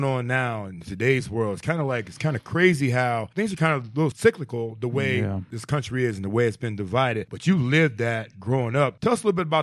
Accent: Cleveland, Ohio, United States; I grew up in Cleveland, Ohio, went to school, you know, in the mid 80s

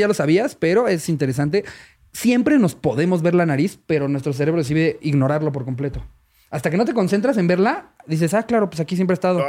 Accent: Mexico; yo como mexicano

